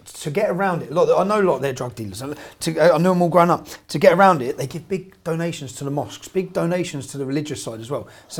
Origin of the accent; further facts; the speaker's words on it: Luton, East of England, United Kingdom; my town, Luton